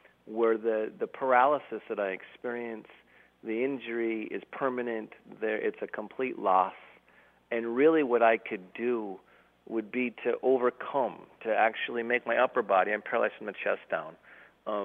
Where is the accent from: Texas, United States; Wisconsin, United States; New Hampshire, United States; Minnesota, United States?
Minnesota, United States; Duluth; we're driving home from Kansas City, Missouri to Duluth, Minnesota